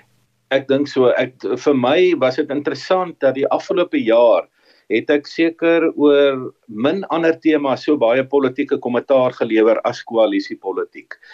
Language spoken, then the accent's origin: Afrikaans; South Africa